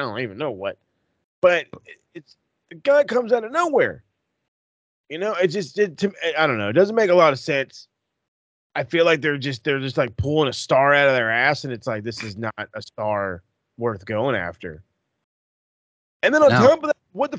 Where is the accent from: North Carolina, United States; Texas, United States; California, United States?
California, United States; I'm from Cali